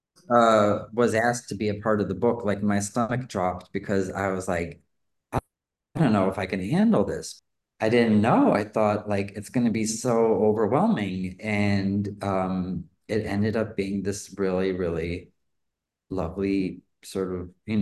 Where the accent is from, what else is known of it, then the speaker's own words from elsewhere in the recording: Chicago, Illinois, United States; now in Los Angeles, United States; I grew up in Chicago, and I didn't have a lot of exposure to things